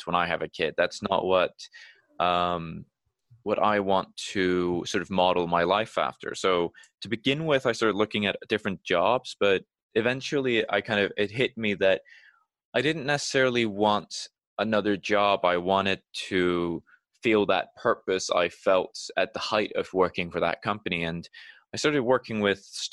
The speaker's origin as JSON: {"language": "English", "country": "Iceland", "moved": "as an adult", "lives_now": "United Kingdom", "said": "when I moved away from Iceland, I knew that everything that I'd worked to build up there in terms of connections within the art community, that wouldn't be done overnight in a new country."}